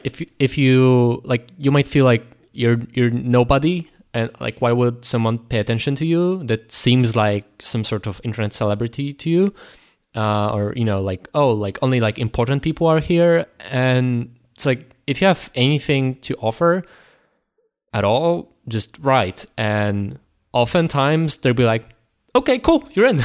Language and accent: English; Poland; we're from Poland